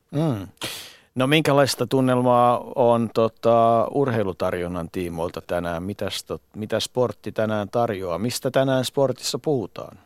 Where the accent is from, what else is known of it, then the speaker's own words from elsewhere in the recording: Finland; Mä sanoin, että Suomesta.